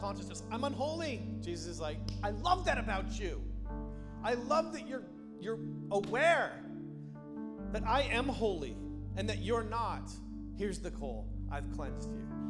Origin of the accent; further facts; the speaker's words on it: Canada; moved away; I grew up in Canada